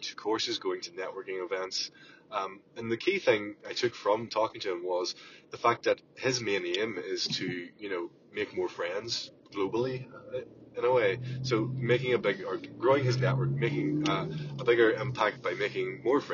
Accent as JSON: {"language": "English", "country": "Ireland", "said": "from Ireland"}